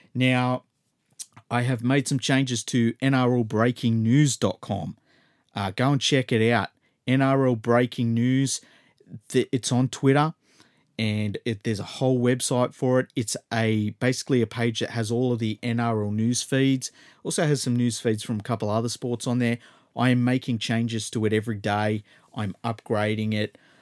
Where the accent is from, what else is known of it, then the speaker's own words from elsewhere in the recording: Australia; As an Australian